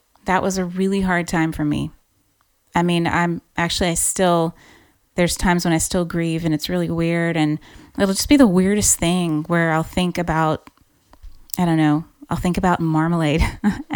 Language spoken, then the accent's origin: English; Louisiana, United States; moved away as an adult; now in Ireland; I grew up in Louisiana, so I'm a Cajun girl